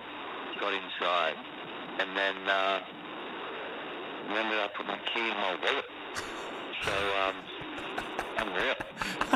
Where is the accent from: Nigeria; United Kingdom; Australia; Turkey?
Australia; Queensland; I'm a Queenslander